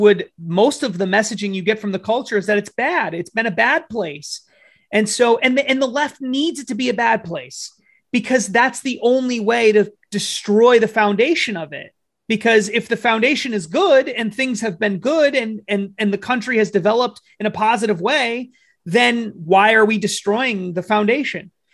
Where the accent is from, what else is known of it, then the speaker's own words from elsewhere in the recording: New Hampshire, United States; I come from New Hampshire